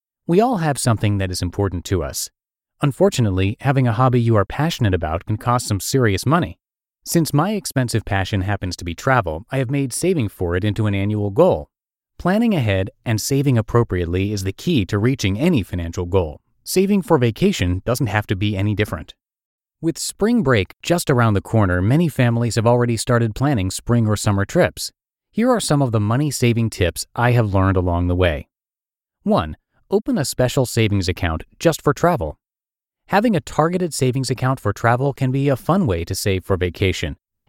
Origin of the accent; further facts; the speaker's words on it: Indiana, United States; Growing up in Indiana meant that I had never seen anything as big or as beautiful.